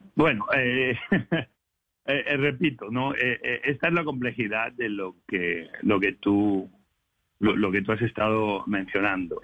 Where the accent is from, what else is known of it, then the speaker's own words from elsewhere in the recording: Spain; now in United States; yo vengo de España